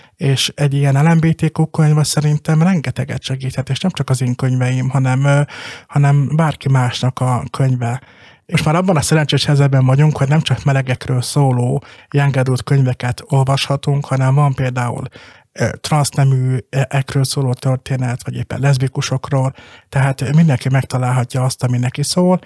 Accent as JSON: {"language": "Hungarian", "town": "Balassagyarmat", "region": "Nógrád", "country": "Hungary", "tie": "born or raised there", "said": "Balasagyarmaton, a szülővárosomban"}